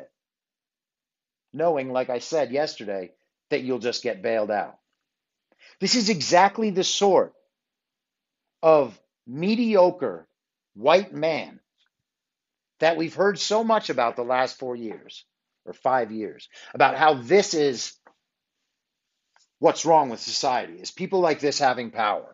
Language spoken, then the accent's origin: English; New York, United States; when I was growing up in New York.